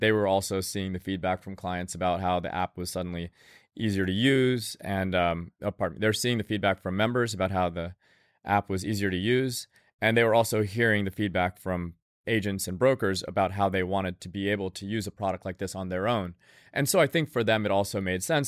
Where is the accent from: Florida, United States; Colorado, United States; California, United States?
Florida, United States; Tallahassee; I grew up in Tallahassee, Florida